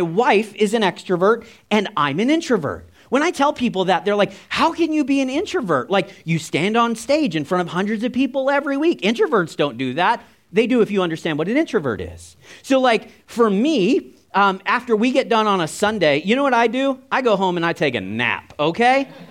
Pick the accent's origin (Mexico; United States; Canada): Canada; We're Canadian